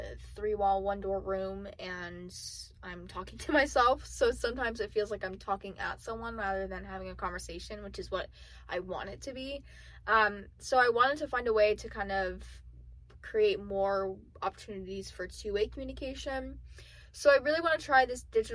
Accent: South Florida, United States; now in Central Florida, United States; I'm originally from South Florida. The beach was 10 minutes away.

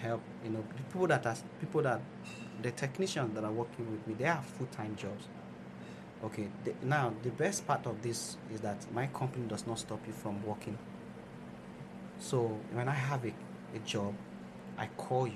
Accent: Nigeria; moved away; So I have other things going on in my home country

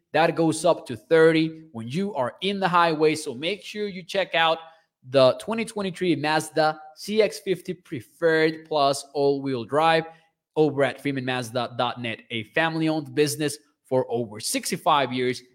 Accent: Mexico; I am from Mexico.

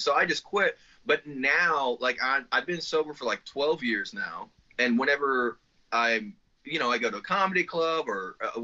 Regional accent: Spencer, Indiana, United States; It's Spencer, Indiana

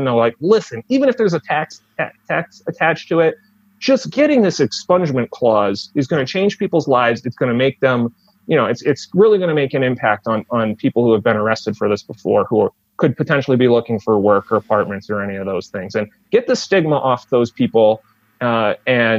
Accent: Northeast Connecticut, United States; I'm from Northeast Connecticut

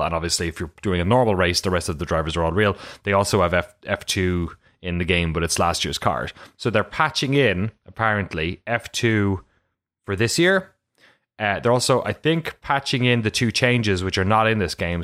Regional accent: Ireland; also born or lived in London; I'm from Ireland

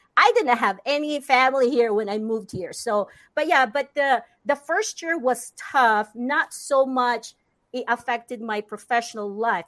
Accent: Philippines; English is a second language; moved away as an adult; now in United States; growing up in the Philippines

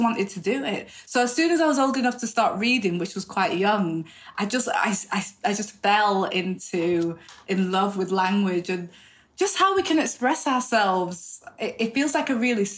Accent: the north of England, United Kingdom; now in London, United Kingdom; I'm not from London, as you can hear, I'm from the north.

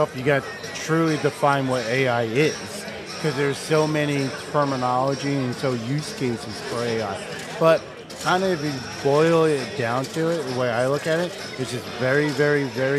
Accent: New Jersey, United States; now in Las Vegas, United States; Yes, I moved from New Jersey to Vegas.

